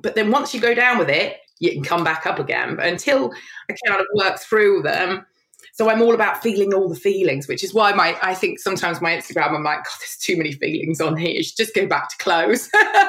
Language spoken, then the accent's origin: English; London, United Kingdom; born there; also born or lived in Evesham / Worcester / Kidderminster; So I was born in London, then we moved in London, then I moved to Evesham, and then I moved to Worcester, then I moved to Kidderminster.